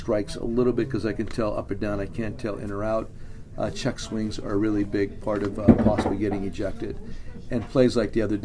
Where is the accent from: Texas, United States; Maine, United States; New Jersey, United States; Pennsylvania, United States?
Pennsylvania, United States; Hazleton; the Hazleton Integration Project in my hometown